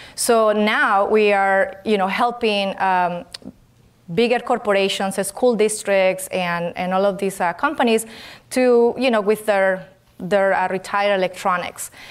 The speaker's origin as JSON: {"language": "English", "country": "Colombia", "second_language": "English", "moved": "as an adult", "lives_now": "California, United States", "said": "I'm originally from Colombia, and I came to this country to learn English"}